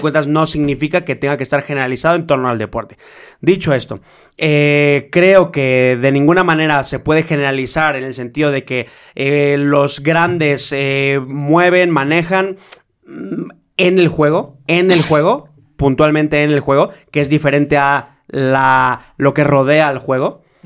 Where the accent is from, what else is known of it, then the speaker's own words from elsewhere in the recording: Mexico; soy mexicano